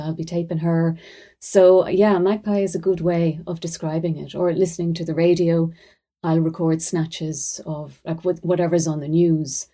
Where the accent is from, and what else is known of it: Ireland